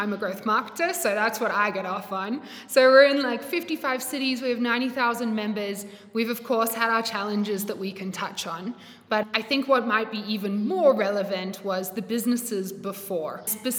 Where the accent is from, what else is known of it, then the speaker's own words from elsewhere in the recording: Australia; accent: blend; moved away as an adult; now in South Africa; I'm not South African. This accent is definitely a blend. But I moved from Australia to South Africa, 5.5 years ago.